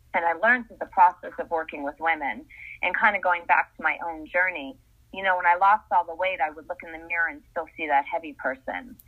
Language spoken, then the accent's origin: English; Essex, Connecticut, United States; moved away as an adult; now in Los Angeles, United States; I grew up in Essex, Connecticut